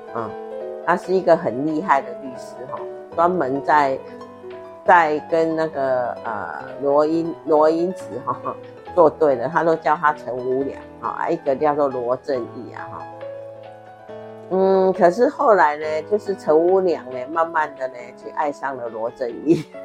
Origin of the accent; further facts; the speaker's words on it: Taiwan; 我们台湾人民